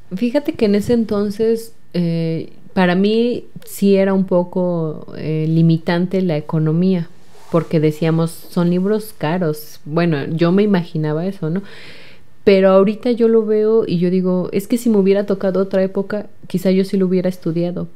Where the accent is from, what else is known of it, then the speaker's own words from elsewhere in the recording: Jocotitlán, State of Mexico, Mexico; soy del municipio de Jocotitlán